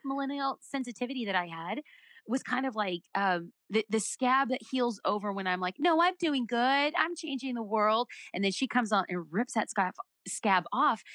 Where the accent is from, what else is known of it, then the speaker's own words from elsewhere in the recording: United States; I'm an American